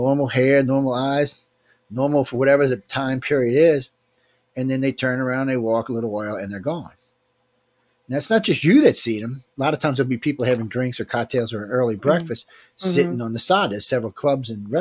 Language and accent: English; New Orleans, Louisiana, United States; I grew up in New Orleans